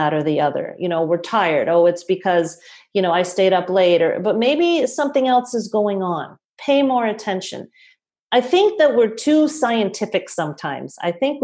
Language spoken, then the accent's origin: English; Toronto, Ontario, Canada; I'm from Toronto